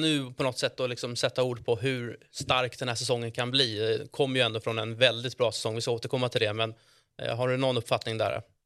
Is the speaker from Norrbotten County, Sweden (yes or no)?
no; Stockholm, Stockholm County, Sweden; Jag som är från Stockholm